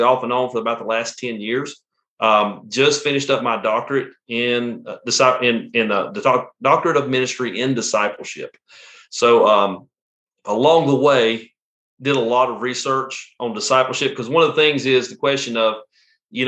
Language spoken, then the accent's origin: English; Western North Carolina, United States; accent: Southern; I'm from, if you can tell from my accent, I'm from the South. I'm from Western North Carolina. Grew up in Western North Carolina